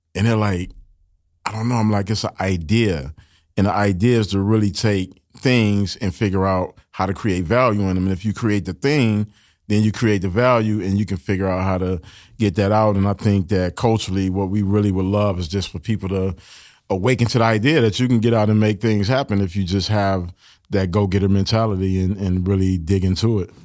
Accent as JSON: {"language": "English", "town": "Detroit", "region": "Michigan", "country": "United States", "tie": "born or raised there", "said": "I grew up in Detroit and, you know, it's a factory town"}